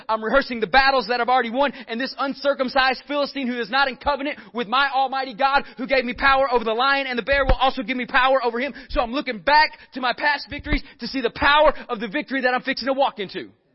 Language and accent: English; Northeast Texas, United States; I'm from Northeast Texas and there's a lot of cows up there.